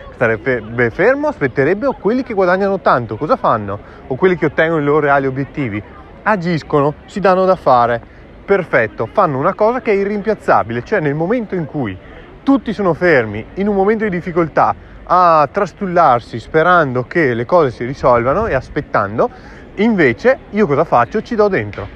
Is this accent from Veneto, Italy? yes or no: yes; Verona, Veneto, Italy; sono davanti all'Arena di Verona, la mia città natale